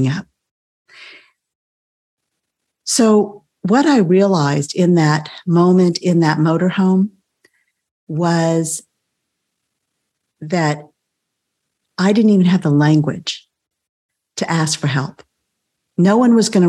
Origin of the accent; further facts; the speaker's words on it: South Texas, United States; I grew up in South Texas